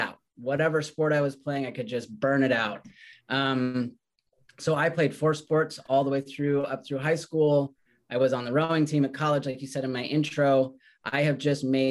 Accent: Redmond, Washington, United States; also born or lived in Colorado; I grew up in Redmond, Washington. We moved there when I was about 7 years old. I was originally born in Colorado

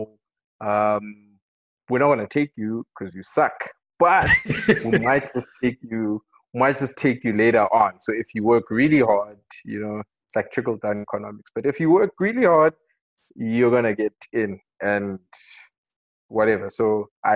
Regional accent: Katlehong, Gauteng, South Africa; Ikuruleni, in a township called Katlehong. So born and bred

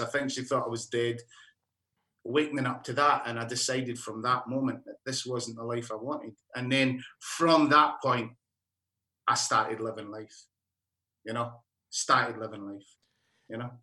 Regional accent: Alice Springs, Northern Territory, Australia; I'm from Alice Springs, as you can tell by the accent.

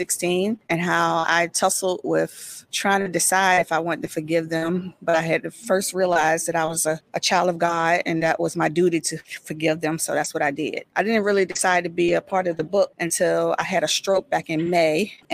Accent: Norfolk, Virginia, United States; I'm from Norfolk, Virginia.

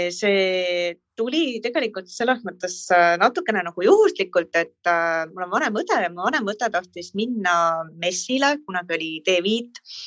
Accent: Tallinn, Harju County, Estonia; pärit olen äh, Tallinnast

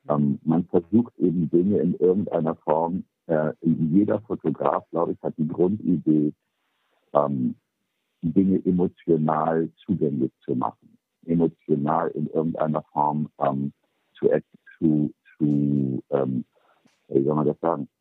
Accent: Bremen, Germany; moved away as an adult; also born or lived in New York / Paris; ich bin geboren in Bremen, bin aber mit 18 dann nach New York und bin seitdem ähm, relativ wenig in Deutschland

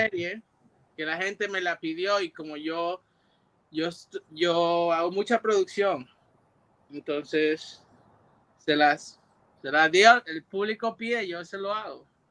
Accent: New York, United States; moved away as an adult; also born or lived in Puerto Rico; yo crecí en Nueva York y, cuando cumplí 19 años, yo fui a Puerto Rico

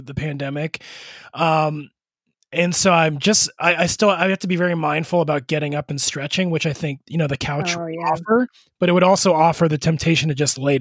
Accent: East Coast, United States; also born or lived in Chicago / Detroit / New York; now in Los Angeles, United States; I grew up on the East Coast

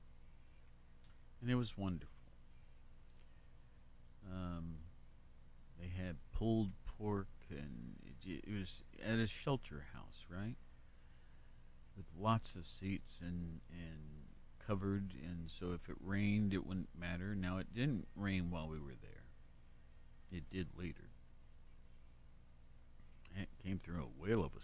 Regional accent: Worthington, Ohio, United States; now in Athens, United States; a special place my hometown was and is. I went up to the site of the house that I grew up

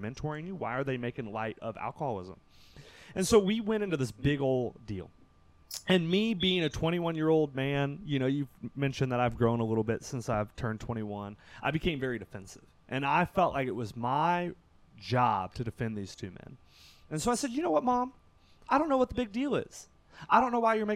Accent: Kentucky, United States; I'm from Kentucky

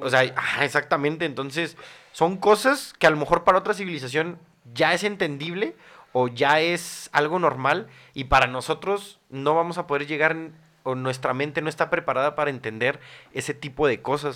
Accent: Mexico City, Mexico; yo soy del Distrito Federal de la Ciudad de México

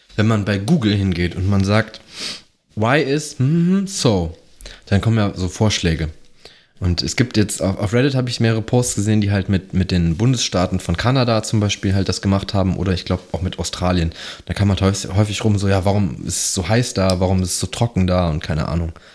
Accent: Mönchengladbach, North Rhine-Westphalia, Germany; ich bin ja gebürtiger Mönchengladbacher

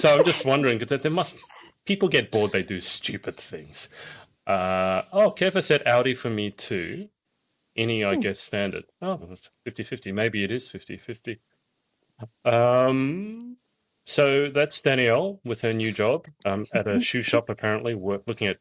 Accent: Australia; also born or lived in Cardiff; now in United Kingdom; being an Australian

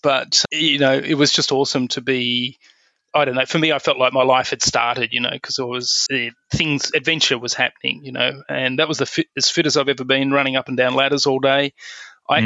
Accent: Perth, Western Australia, Australia; I grew up in Perth on the west

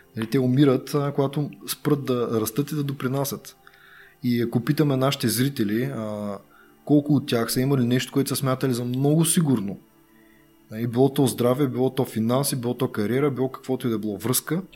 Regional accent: Bulgaria; Ние сме българи.

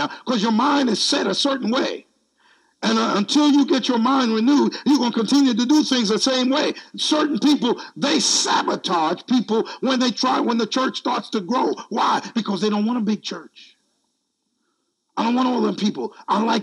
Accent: United States; I'm American

